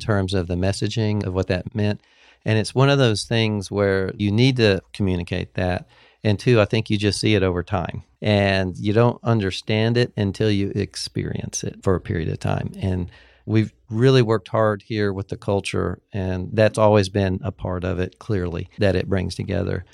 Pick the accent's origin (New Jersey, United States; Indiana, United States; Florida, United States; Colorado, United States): Florida, United States; Fort Walton Beach; moved away as an adult; also born or lived in Birmingham, Alabama; I grew up in Fort Walton Beach, Florida.